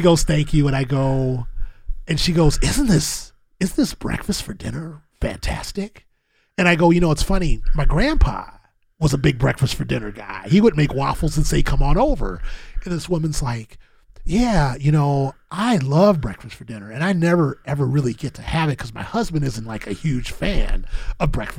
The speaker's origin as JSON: {"language": "English", "town": "Milwaukee", "region": "Wisconsin", "country": "United States", "said": "I'm from Milwaukee"}